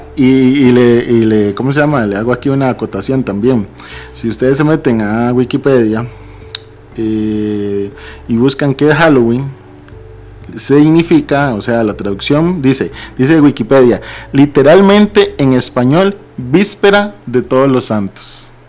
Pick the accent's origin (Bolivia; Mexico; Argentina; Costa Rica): Costa Rica; a mí me identifica más como tico cuando escucho una marimba